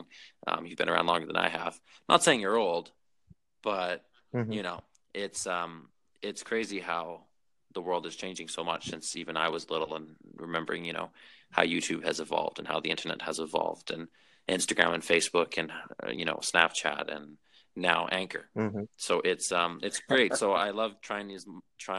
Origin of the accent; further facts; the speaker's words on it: Vancouver, British Columbia, Canada; I'm from Vancouver.